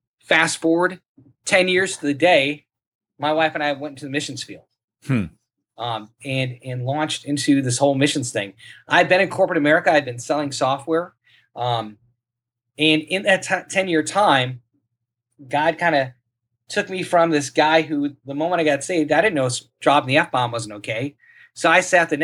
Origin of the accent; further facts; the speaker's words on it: Saint Paul, Minnesota, United States; moved away; also born or lived in Cambodia; I grew up in St. Paul, Minnesota